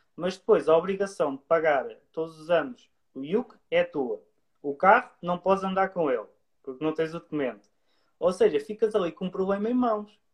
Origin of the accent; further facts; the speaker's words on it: Leiria, Centro, Portugal; eu sou de Leiria